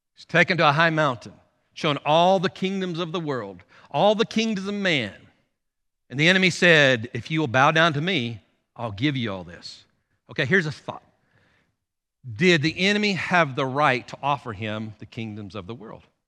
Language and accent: English; United States; as American Christians